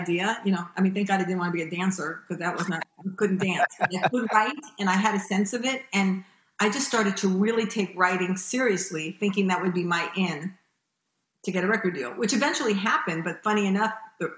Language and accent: English; Los Angeles, California, United States; moved away as an adult; also born or lived in New York; I was born in New York and raised in Los Angeles